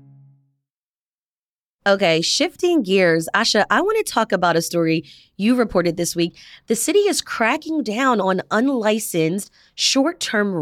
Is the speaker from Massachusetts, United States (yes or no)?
no; Delaware County, Pennsylvania, United States; I grew up in Delaware County